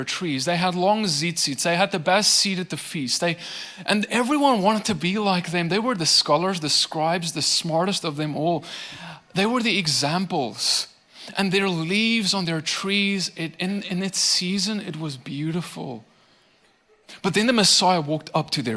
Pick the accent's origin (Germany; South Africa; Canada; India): South Africa; now in Tennessee, United States; I come from South Africa. There were not nearly as many trees where I grew up.